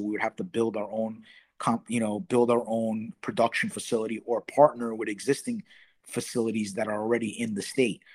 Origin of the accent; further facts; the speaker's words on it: New York, United States; I'm from New York